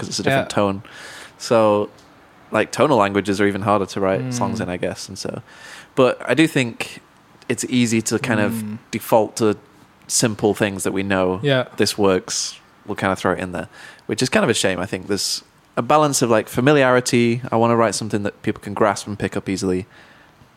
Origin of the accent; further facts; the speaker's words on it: Manchester, North West England, United Kingdom; growing up in Manchester, where it's very diverse musically.